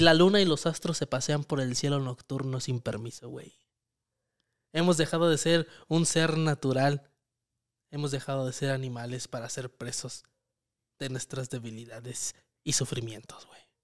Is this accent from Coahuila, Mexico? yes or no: no; Michoacán, Mexico; nosotros somos de Michoacán